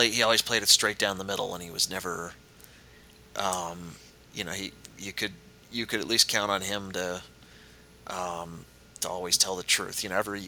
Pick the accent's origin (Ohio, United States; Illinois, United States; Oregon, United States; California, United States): Ohio, United States; Cleveland; I'm from Cleveland.